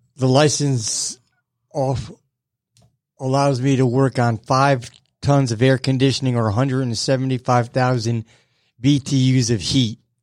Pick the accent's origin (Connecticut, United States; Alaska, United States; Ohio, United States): Connecticut, United States; Bridgeport; moved away as an adult; now in Georgia, United States; I'm from Connecticut